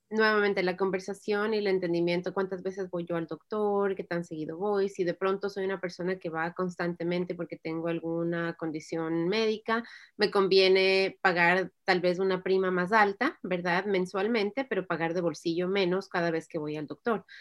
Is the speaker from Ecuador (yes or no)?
yes; Ecuador; moved away as an adult; now in United States; el Ecuador, donde, de donde yo soy